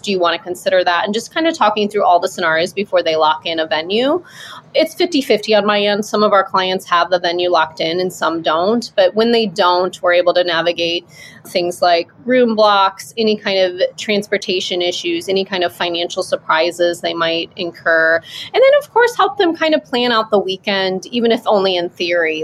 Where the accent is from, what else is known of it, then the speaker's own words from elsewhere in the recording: Midwest, United States; moved away as an adult; also born or lived in Maui, Hawaii; I'm from the Midwest